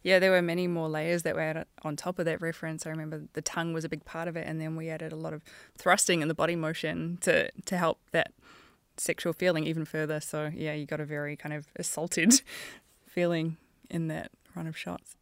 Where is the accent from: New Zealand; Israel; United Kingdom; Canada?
New Zealand; a female Kiwi animation supervisor